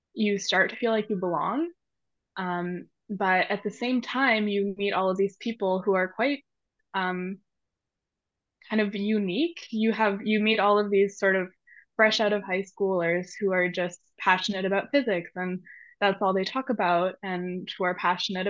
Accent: Montreal, Quebec, Canada; moved away as an adult; growing up in Canada

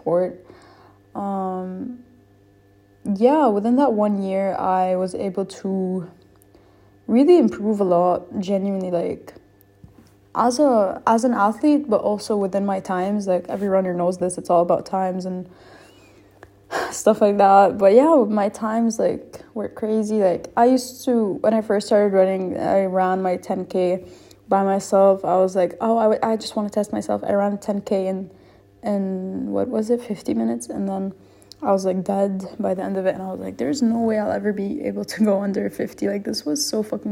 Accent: Lebanon; also born or lived in United States; I'm from Lebanon. I grew up here and I was I lived here my whole life

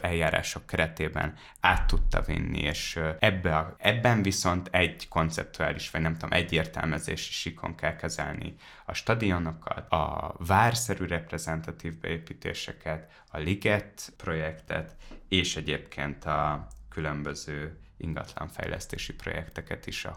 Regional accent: Hungary; now in Budapest, Hungary; én vidéki gyerek vagyok, és, uh, és amikor a Dunajváros felől a hatos útról megérkezik a busz

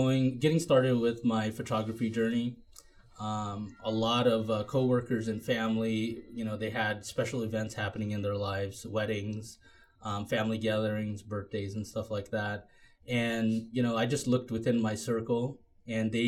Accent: Washington, United States; also born or lived in Philippines; we ended up here in Washington. Afterwards, I ended up going to high school here in Franklin

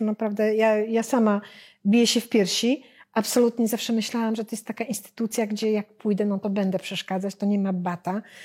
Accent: Warsaw, Masovian Voivodeship, Poland; my jesteśmy z Warszawy

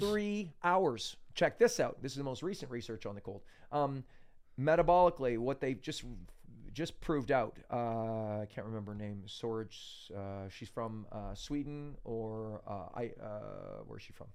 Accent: Canada; I'm from Canada

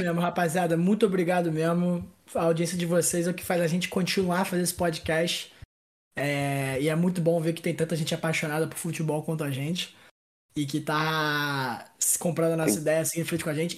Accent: Brazil; eu sou é, brasileiro

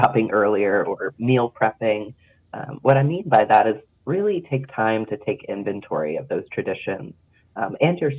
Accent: Pennsylvania, United States; moved away as an adult; now in North Carolina, United States; I grew up in Pennsylvania, so I grew to become pretty ambivalent about the snow and the frigid temps

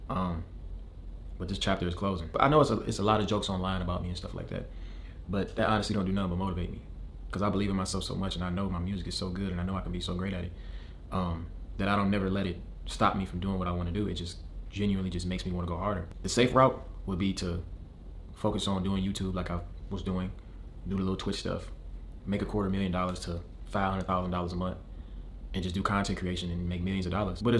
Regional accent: Michigan, United States; As I followed my dreams since I came from Michigan and I quit my job and I dropped out of college to focus on this career

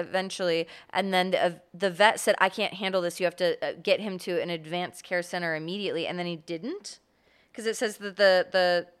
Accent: Florida, United States; I grew up in Florida, and I didn't know that.

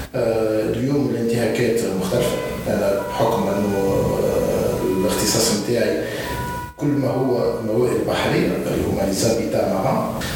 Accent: Tunisia; نحن عندنا في تونس

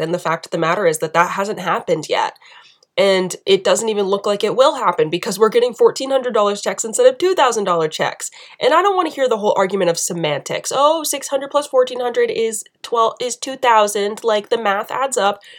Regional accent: United States; being an American

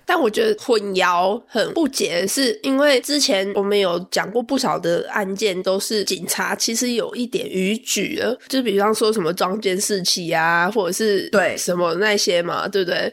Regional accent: Taiwan; moved away as an adult; now in Sydney, Australia; 我们台湾人

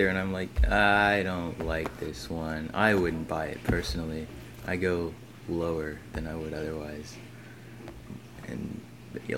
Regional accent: Columbus, Ohio, United States; I'm from Columbus, Ohio

